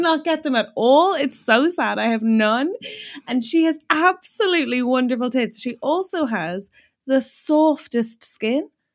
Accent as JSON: {"language": "English", "country": "Ireland", "moved": "yes", "lives_now": "United Kingdom", "said": "being an Irish person in the U K"}